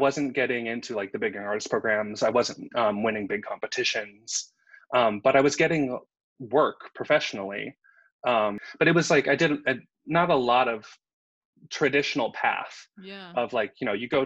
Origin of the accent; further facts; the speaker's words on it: Southern California, United States; I grew up in Southern California